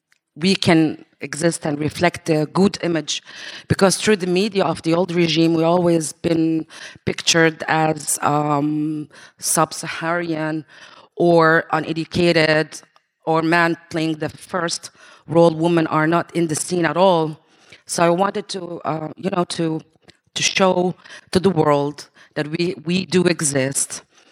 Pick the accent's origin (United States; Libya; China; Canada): Libya; I'm from Libya.